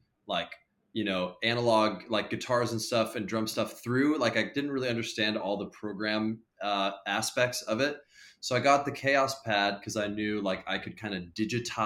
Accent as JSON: {"language": "English", "town": "Portland", "region": "Oregon", "country": "United States", "tie": "born or raised there", "moved": "as an adult", "lives_now": "Chicago, United States", "said": "I'm from Portland, Oregon, originally. I was born and raised in Portland, and then I moved to Chicago about 4 years ago."}